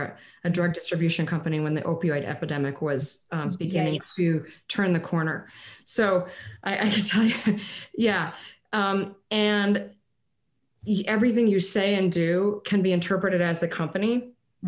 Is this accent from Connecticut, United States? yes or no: yes; Connecticut, United States; Parents were from Texas, even though I grew up in Connecticut.